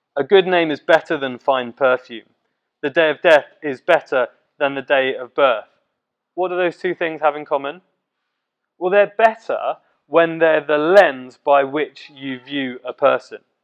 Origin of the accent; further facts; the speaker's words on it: Letchworth, East of England, United Kingdom; Letchworth, my hometown, and Baldock, um, the town of my school